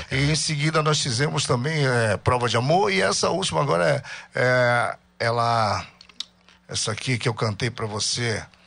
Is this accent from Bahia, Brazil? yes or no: no; Barcarena, Pará, Brazil; Eu sou de Barcarena e comecei lá na década de 90.